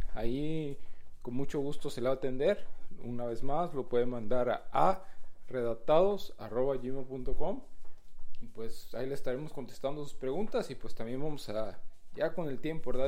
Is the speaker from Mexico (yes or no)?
yes; Guanajuato, Mexico; moved away; nosotros somos de Guanajuato